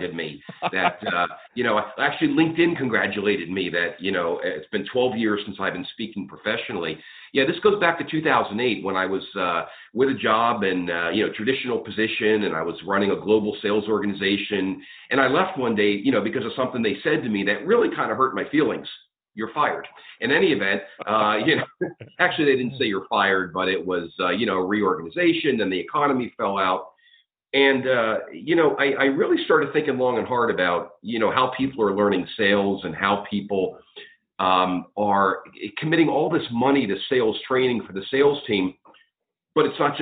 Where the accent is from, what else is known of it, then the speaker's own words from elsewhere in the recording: outside of Pittsburgh, Pennsylvania, United States; I grew up outside of Pittsburgh